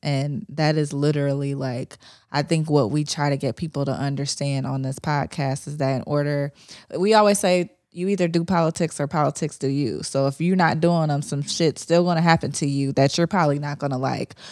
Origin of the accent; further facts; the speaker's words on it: Ohio, United States; I wasn't raised in the South, I was raised in Ohio